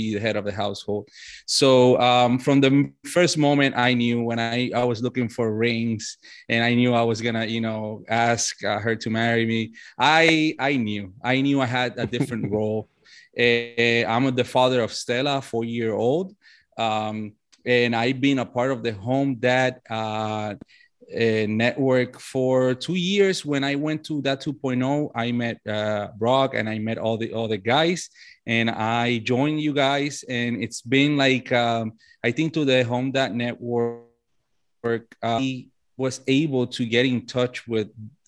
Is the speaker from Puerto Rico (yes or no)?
yes; Puerto Rico; now in Fayetteville, United States; I was born and raised in Puerto Rico. I live in Fayetteville, North Carolina, as we speak